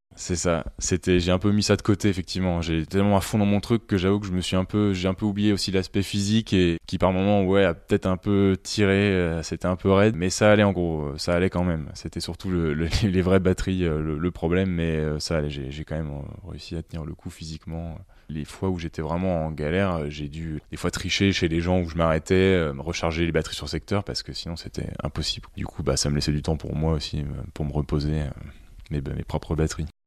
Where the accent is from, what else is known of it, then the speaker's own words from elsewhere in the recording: Bourgogne-Franche-Comté, France; also born or lived in Dijon; là où j'ai grandi, donc dans le Morvan